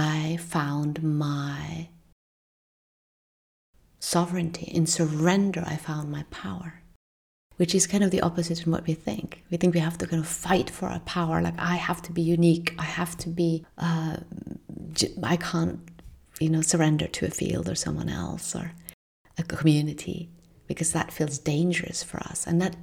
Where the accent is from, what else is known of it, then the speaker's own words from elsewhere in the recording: Norway; from where I come from in Northern Europe. I'm from Norway.